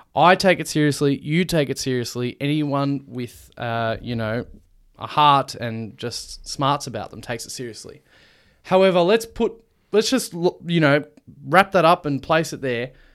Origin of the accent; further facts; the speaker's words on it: Australia; we're an Australian podcast.